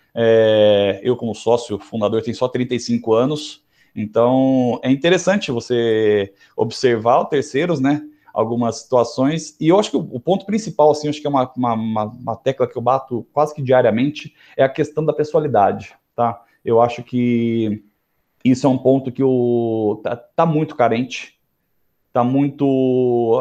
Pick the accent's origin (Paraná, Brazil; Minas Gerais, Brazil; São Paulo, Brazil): São Paulo, Brazil; interior of; accent: interior (caipira); pelo meu sotaque, que é fácil identificar que eu sou um cara do interior, sou do interior de São Paulo